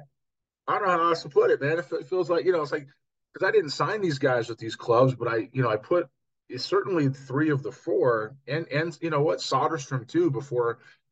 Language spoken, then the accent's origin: English; Los Angeles, California, United States; moved away; also born or lived in Seattle; my hometown of Los Angeles. Now, obviously, I haven't lived in L.A. in quite some time, but I grew up there